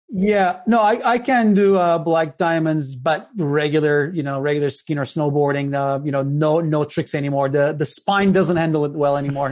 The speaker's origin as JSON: {"language": "English", "region": "Istanbul", "country": "Turkey", "tie": "born or raised there", "moved": "yes", "said": "I was born in Istanbul."}